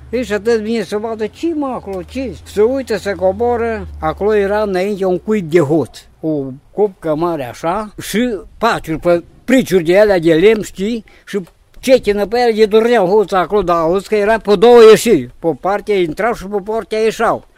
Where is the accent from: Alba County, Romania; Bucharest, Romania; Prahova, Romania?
Alba County, Romania; Valea Lupșii; la noi acasă era o casă mare de tăși